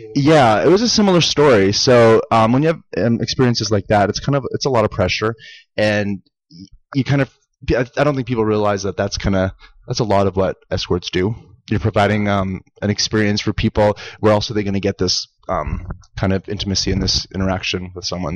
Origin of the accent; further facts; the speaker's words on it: Saskatchewan, Canada; moved away as an adult; also born or lived in Las Vegas, United States; now in Los Angeles, United States; grew up in Canada. Yeah, I'm from Saskatchewan, Canada